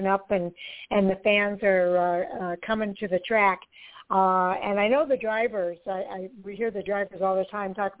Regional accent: Midwest, United States; I'm from the Midwest here

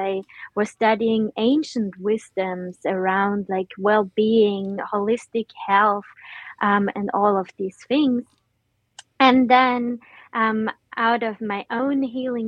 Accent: Austria; now in Netherlands; I'm usually located in the Netherlands, but originally I'm from Austria

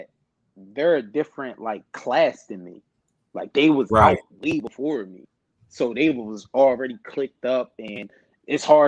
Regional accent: New Jersey, United States; I'm 15 minutes from Philly.

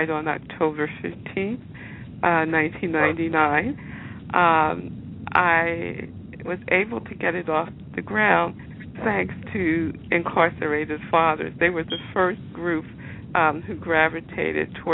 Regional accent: Philadelphia, Pennsylvania, United States; I'm a Philadelphia native. I was born, raised, educated here

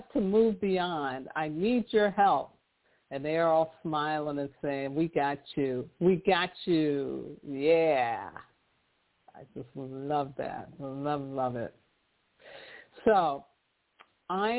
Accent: New York City, New York, United States; I grew up in New York City

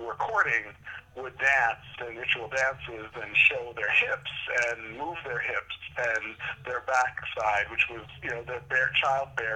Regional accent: New Jersey, United States; also born or lived in New York City, New York; growing up in Jersey and New York City

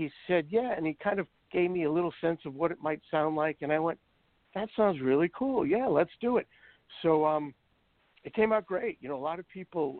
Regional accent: New York City, New York, United States; I grew up in Brooklyn

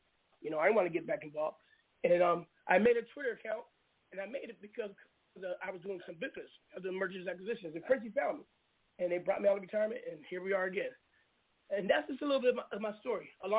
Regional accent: West Coast, United States; because even though I'm from the West Coast, but all my history is on the East Coast. I used to come back and forth as a kid.

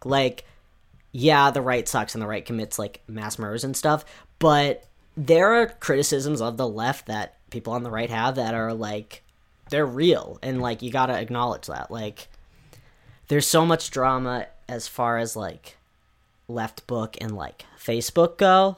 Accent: United States; I can only speak as an American

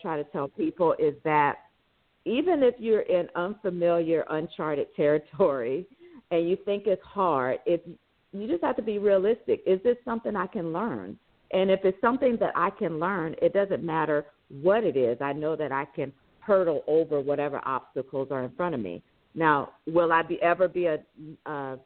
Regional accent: Sumter, South Carolina, United States; moved away as an adult; also born or lived in Houston, Texas; I grew up in Sumter, South Carolina, where there was Shaw Air Force Base.

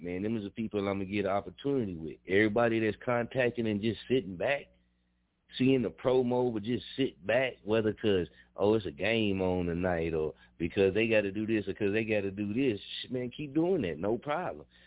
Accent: Muskogee, Oklahoma, United States; I'm born and raised in Muskogee

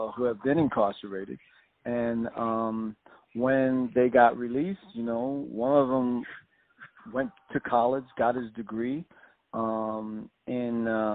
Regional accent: New York City, New York, United States; Born and raised in South Jamaica, Queens

